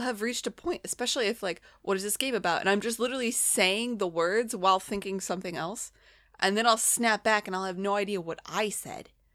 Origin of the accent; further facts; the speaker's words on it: United States; I'm American